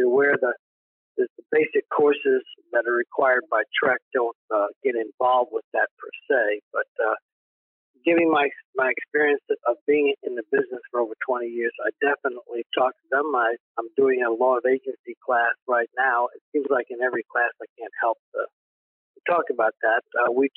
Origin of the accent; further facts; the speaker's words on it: East Coast, United States; now in Texas, United States; I basically was born and raised in the East Coast, went to college on the East Coast.